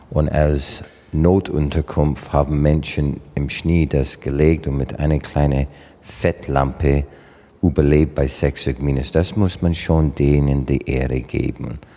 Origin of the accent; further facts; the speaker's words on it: Southern Canada, Canada; German is a second language; So für deutschen Verhältnis war das schon Arktis bei uns im Süden von Kanada.